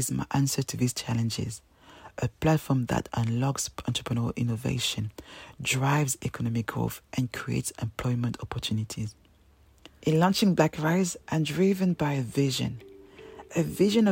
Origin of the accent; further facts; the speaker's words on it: Paris, Île-de-France, France; English is a second language; moved away as an adult; also born or lived in Cameroon (ancestry); now in London, United Kingdom; I'm a proud African Cameroonian woman, born and raised in Paris